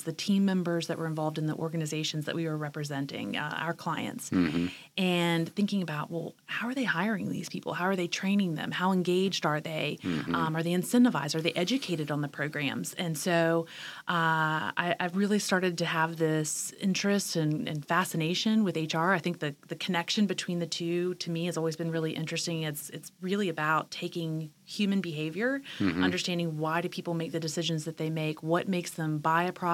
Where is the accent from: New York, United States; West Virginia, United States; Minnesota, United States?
West Virginia, United States; Charleston; also born or lived in Richmond, Virginia / Washington, D.C. / Fayetteville, North Carolina; now in Wilmington, United States; I was born and raised in Charleston, West Virginia.